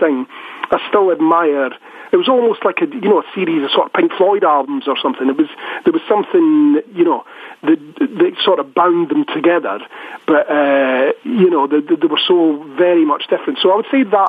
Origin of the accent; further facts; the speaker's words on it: Scotland, United Kingdom; I'm from Scotland